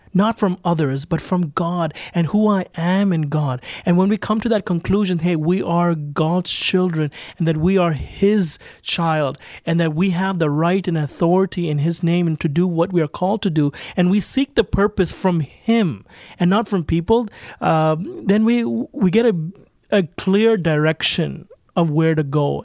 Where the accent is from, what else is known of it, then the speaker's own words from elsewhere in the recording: Toronto, Ontario, Canada; I grew up right in Toronto